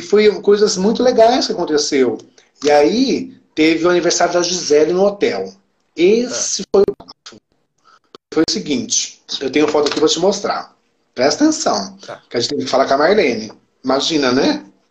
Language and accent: Portuguese; Campinas, São Paulo, Brazil; eu sou de Campinas